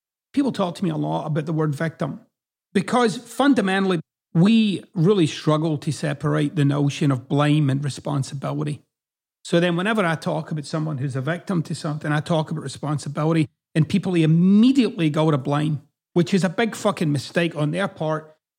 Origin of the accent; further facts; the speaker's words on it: Scotland, United Kingdom; accent: Scottish; now in United States; Like, my accent doesn't really fit in Scotland and it doesn't really fit here in the United States.